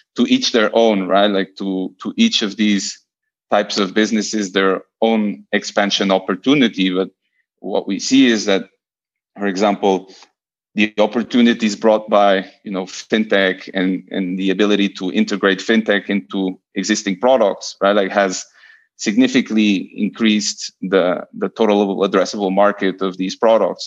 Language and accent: English; Lisbon, Portugal; also born or lived in Buenos Aires / Barcelona; I'm I'm Portuguese. I was born and raised in Lisbon